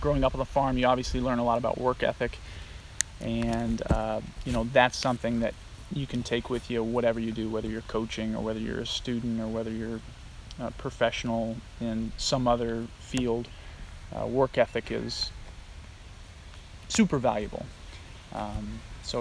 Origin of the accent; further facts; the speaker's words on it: Illinois, United States; moved away as an adult; also born or lived in Kansas / Nebraska; now in Akron, United States; I grew up on, like I said earlier, a farm, and I'm from Illinois originally